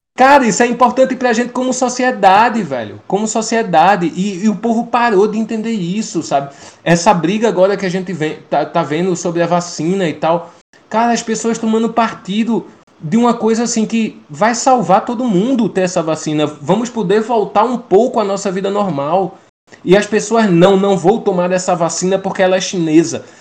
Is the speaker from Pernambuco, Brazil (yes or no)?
yes; Pernambuco, Brazil; accent: nordestino; Eu sou de Pernambuco